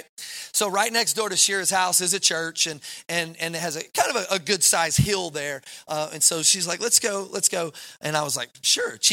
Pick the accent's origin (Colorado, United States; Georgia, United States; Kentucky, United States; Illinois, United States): Kentucky, United States; moved away; I'm from Kentucky